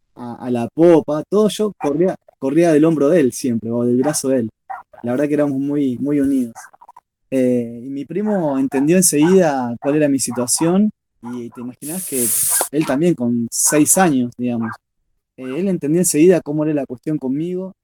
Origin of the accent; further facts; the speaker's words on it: Rosario, Santa Fe, Argentina; soy de Rosario, de Santa Fe, Argentina